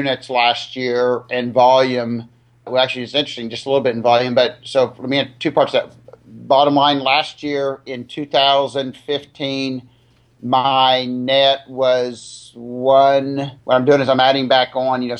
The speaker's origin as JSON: {"language": "English", "town": "Dallas", "region": "Texas", "country": "United States", "tie": "born or raised there", "moved": "as an adult", "said": "I grew up in the Dallas area."}